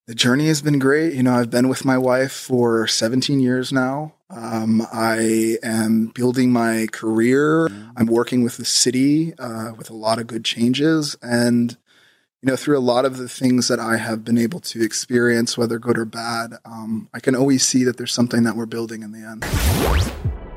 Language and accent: English; Los Angeles, California, United States; born and raised in Los Angeles